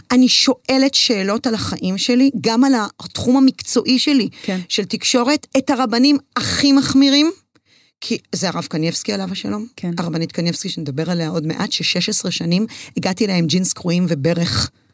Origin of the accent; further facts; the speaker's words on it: Herzliya, Tel Aviv District, Israel; also born or lived in Jerusalem / London, United Kingdom; אני גדלתי בהרצליה, בבית ספר חילוני